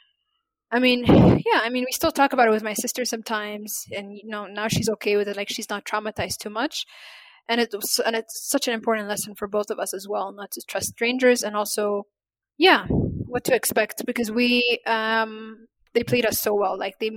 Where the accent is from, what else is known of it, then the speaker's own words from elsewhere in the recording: Ethiopia; first language Amharic; English is a second language; And that means girls or women in my native language, Amharic.